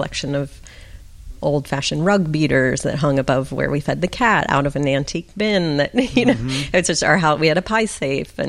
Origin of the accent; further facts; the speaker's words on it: Pittsburgh, Pennsylvania, United States; I grew up in Pittsburgh, Pennsylvania